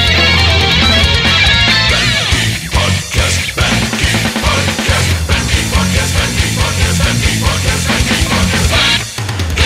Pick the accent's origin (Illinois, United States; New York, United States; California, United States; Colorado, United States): New York, United States; New York City; Staten Island on October 17th, and that's a big deal for me because that's my hometown